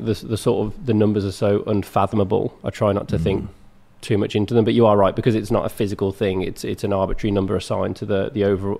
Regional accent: Bromsgrove, West Midlands, United Kingdom; I grew up in a town called Bromsgrove, which is 20 minutes south

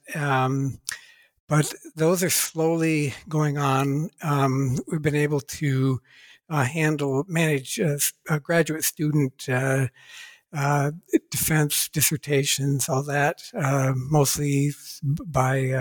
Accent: Ohio, United States; I was born and raised in Ohio, USA

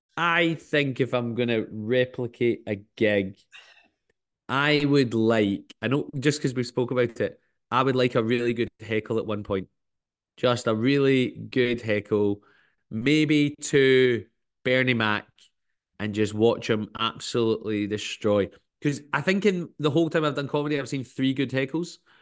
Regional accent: Glasgow, Scotland, United Kingdom; growing up in Anderson, which is not too far from where I kinda grew up

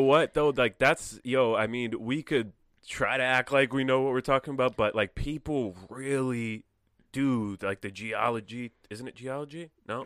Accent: Connecticut, United States; moved away as an adult; also born or lived in California; I'm from Connecticut

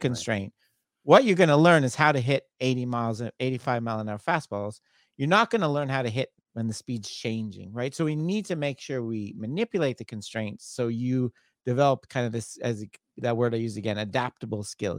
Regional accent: Canada; moved away; I'm from Canada originally

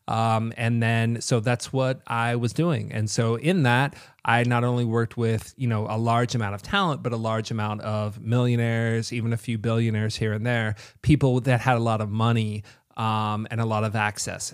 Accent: Kentucky, United States; moved away as an adult; also born or lived in Chicago; now in Las Vegas, United States; I loved growing up in Kentucky, but I just wanted to get out of there

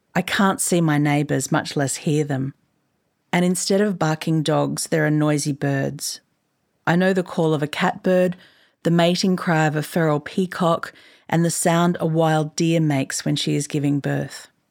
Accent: Queensland, Australia; I grew up in Queensland, which is to say I know the joy of living in a house that captures light and space well

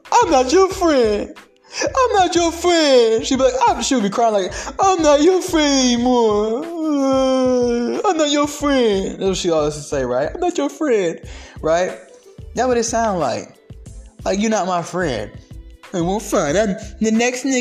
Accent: the South, United States; accent: southern twang; I got a little southern twang in my accent

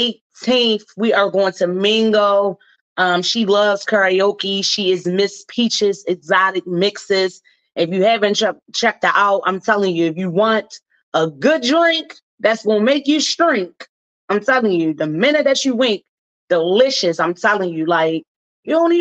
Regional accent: Baltimore, Maryland, United States; my hometown

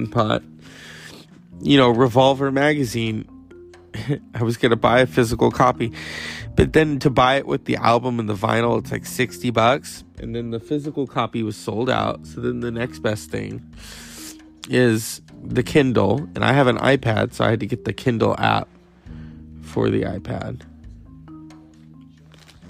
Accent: United States; I am American

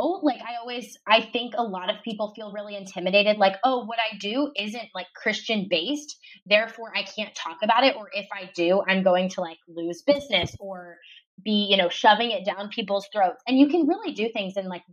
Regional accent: Ohio, United States; moved away as an adult; now in Dallas, United States; I'm originally from Ohio

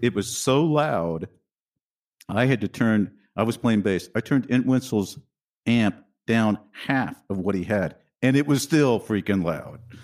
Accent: Wichita, Kansas, United States; moved away as an adult; also born or lived in New York; I was in Wichita, Kansas. That's where I grew up.

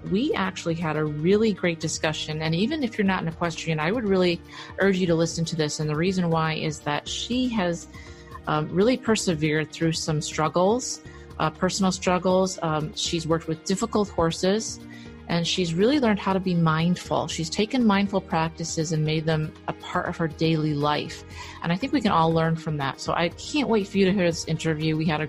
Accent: Connecticut, United States; Connecticut, my home state

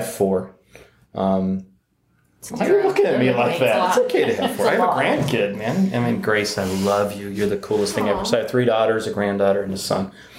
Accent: Detroit, Michigan, United States; I'm from Detroit.

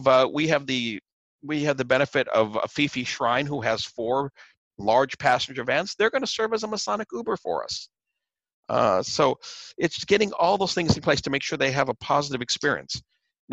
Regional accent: Seattle, Washington, United States; Seattle's my hometown

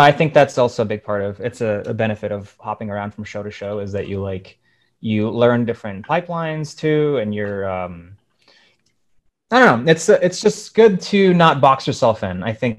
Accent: Ukraine; born there; moved away; I was born in Ukraine and I'm a immigrant. And so like, I grew up watching a lot of Russian cartoons

